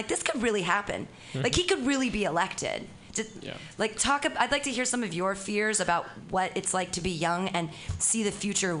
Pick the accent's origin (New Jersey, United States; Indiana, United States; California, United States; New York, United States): California, United States; Danville; now in San Francisco, United States; I'm 41 and I grew up in Danville, which is on the other side of the bay. I graduated from high school in 92.